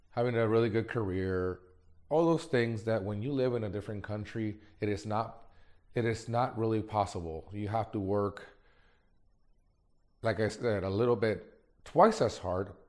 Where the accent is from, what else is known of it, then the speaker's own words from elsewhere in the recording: Mexico; born there; I was born in Mexico, Mexican parents, and never in my life did I ever think that I was going to have a life like this.